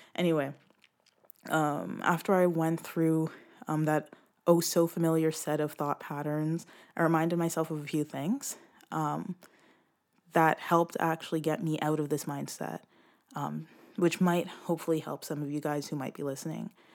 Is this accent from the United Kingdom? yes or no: no; Brampton, Ontario, Canada; I come from Brampton, um, Ontario, which is close to Toronto.